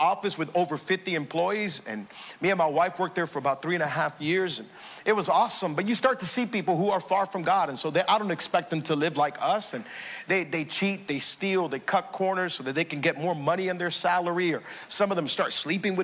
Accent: Hialeah, Florida, United States; I grew up in Hialeah, and I went to Twin Lakes Elementary

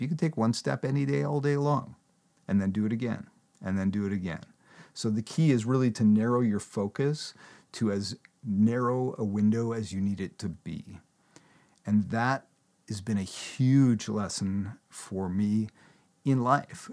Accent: Canada; I'm a Canadian, I talk in kilometers

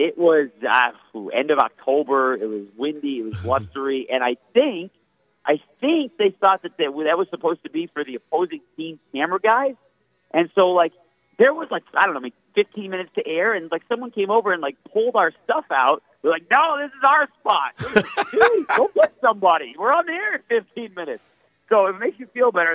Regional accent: Michigan, United States; moved away; growing up in Michigan

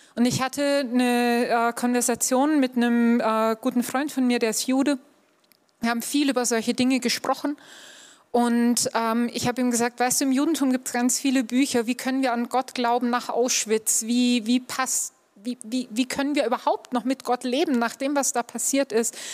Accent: Upper Bavaria, Germany; ich bin in Oberbayern aufgewachsen

